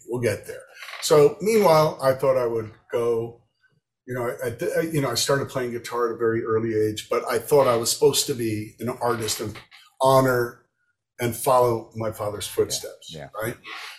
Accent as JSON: {"language": "English", "town": "Florence", "region": "Tuscany", "country": "Italy", "tie": "born or raised there", "also_born_or_lived": "Miami, United States", "said": "I was born in Miami, but we moved immediately to Italy, where my father studied, you know, at the Florence Institute of Art."}